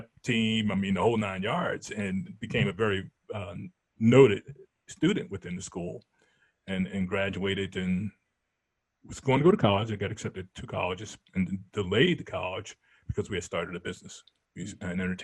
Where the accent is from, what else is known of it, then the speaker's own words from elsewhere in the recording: New Jersey, United States; also born or lived in Philadelphia, Pennsylvania; I was born in Philadelphia. I mean, South Philly. Parents moved to North Philly. Before I was 5 years old, they moved to South Jersey